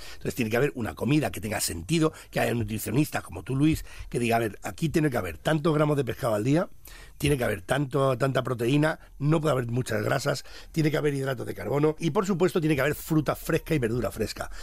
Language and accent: Spanish; Spain; somos un país de, de gastronomía